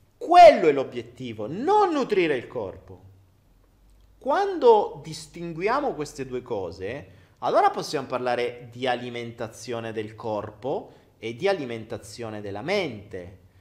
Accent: Foggia, Apulia, Italy; Io vengo dal sud, sono foggiano. E da noi a Foggia

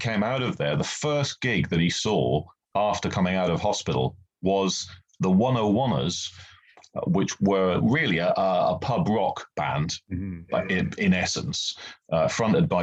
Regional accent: Norwich, East of England, United Kingdom; teenager growing up in Norwich in the UK

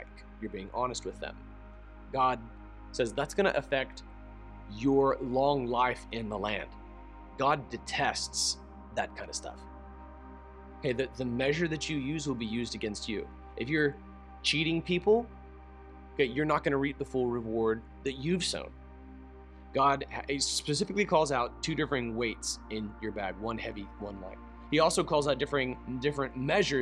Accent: United States; I'm an American

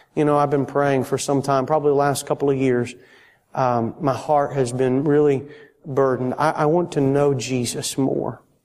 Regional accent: Florida, United States; moved away; I'm from Florida

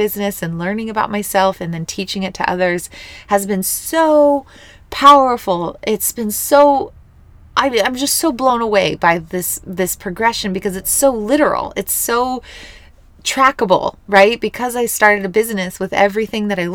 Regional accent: Missouri, United States; moved away; coming back to my hometown. This is where I was born and raised.

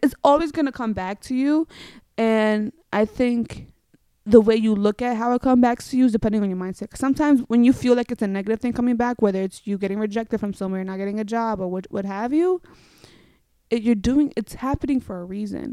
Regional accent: New York City, New York, United States; moved away as an adult; now in Los Angeles, United States; I'm from New York, so I'm a very hard Bronx edgy girl

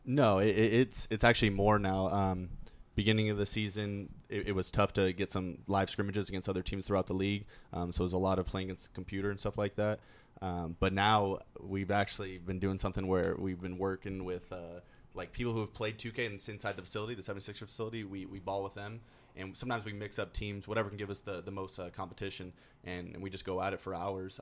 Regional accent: Orange County, California, United States; moved away as an adult; also born or lived in South Dakota; i'm from orange county california

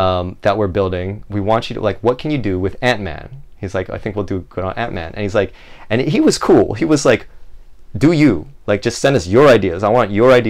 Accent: Maui, Hawaii, United States; growing up in Maui, man, like that's the music of Maui

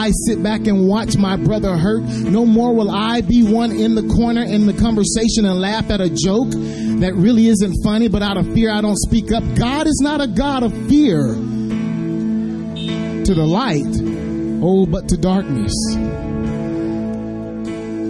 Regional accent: Waldo, Arkansas, United States; moved away; also born or lived in Nashville area; I am a native of Arkansas, so it is awesome to be home, to be in the streets today where I grew up in Waldo, Arkansas

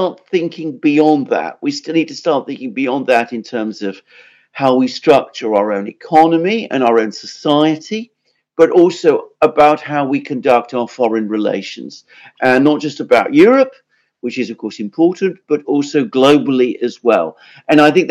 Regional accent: United Kingdom; I live in Britain, I'm British

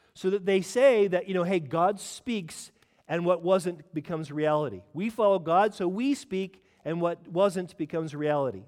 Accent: California, United States; now in United Kingdom; I'm from California

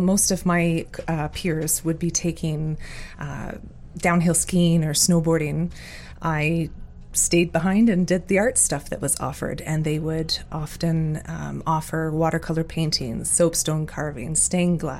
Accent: Muskoka, Ontario, Canada; I was born and raised in Muskoka, and I'm fortunate and blessed to be able to call it home

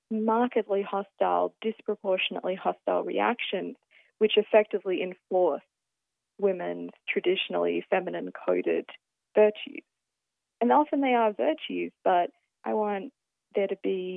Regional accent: Australia; being Australian

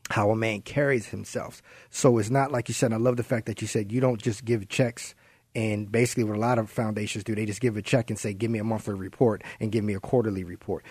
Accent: Baltimore, Maryland, United States; moved away; I'm from Baltimore.

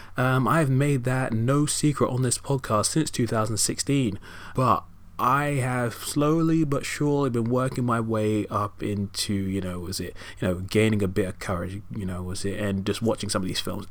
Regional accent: United Kingdom; as a British citizen, you know, growing up in the U K

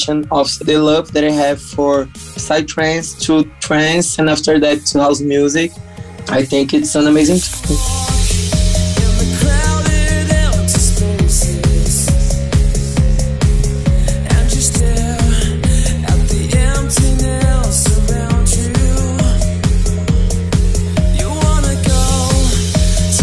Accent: Brazil; we're producers from Brazil.

